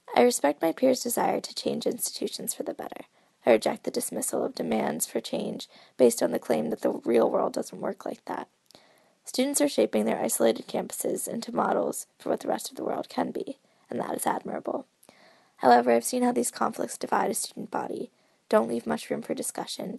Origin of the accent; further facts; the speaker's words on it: Pittsburgh, Pennsylvania, United States; I'm from Pittsburgh